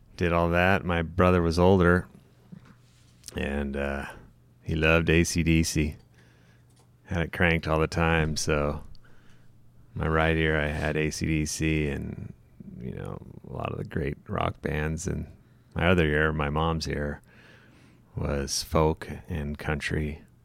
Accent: Montana, United States; moved away; also born or lived in Missoula; born and raised in Montana.

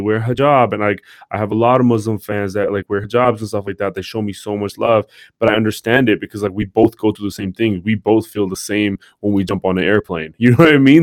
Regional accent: Hayward, California, United States; growing up in Hayward, California

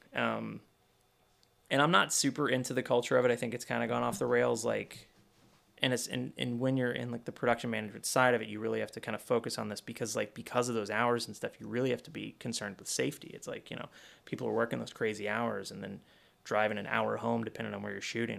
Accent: Kentucky, United States; moved away; I grew up in Kentucky

